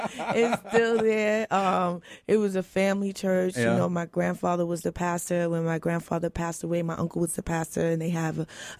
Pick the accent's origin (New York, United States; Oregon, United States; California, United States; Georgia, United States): New York, United States; I grew up in New York.